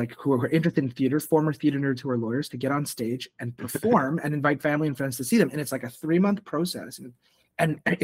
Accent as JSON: {"language": "English", "town": "Montreal", "region": "Quebec", "country": "Canada", "tie": "born or raised there", "also_born_or_lived": "Toronto", "moved": "yes", "said": "I was born in Montreal."}